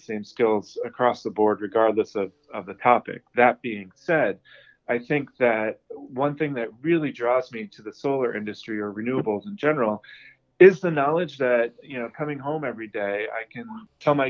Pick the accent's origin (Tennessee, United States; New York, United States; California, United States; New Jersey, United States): New York, United States; moved away as an adult; also born or lived in Boston, United States / UAE / India; I grew up in New York